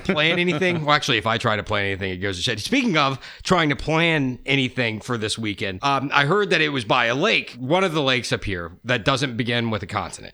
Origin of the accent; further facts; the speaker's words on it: Georgia, United States; I grew up here in Georgia